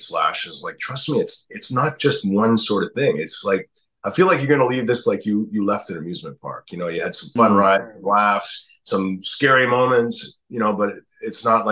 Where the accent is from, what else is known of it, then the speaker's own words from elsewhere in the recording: Canada; I'm Canadian